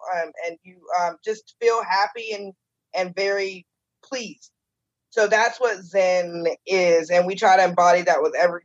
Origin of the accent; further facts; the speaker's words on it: Charleston, South Carolina, United States; also born or lived in Orlando, Florida / South Georgia; we've lived here since 1988, and I'm 41, so I say I'm a Charlestonian